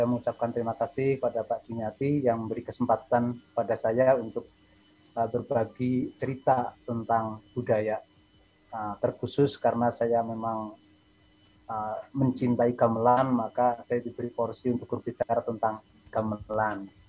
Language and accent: Indonesian; Cilacap, Central Java, Indonesia; sebetulnya saya orang dari desa dan sangat desa Pak Dimi. Bahkan eh, sering saya diolok-olok teman katanya desa saya itu eh, tidak ada di peta gitu ya.